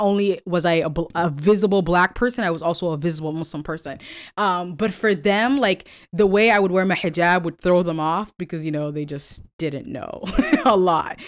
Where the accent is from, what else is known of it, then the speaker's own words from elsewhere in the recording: California, United States; moved away as an adult; also born or lived in Kentucky; I'm from California.